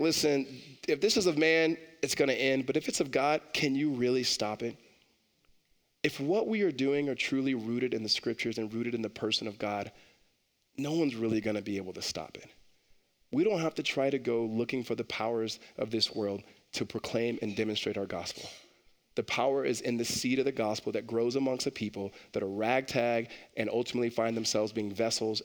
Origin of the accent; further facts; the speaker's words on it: Los Angeles, California, United States; growing up in Los Angeles and other cities that are not necessarily super brand new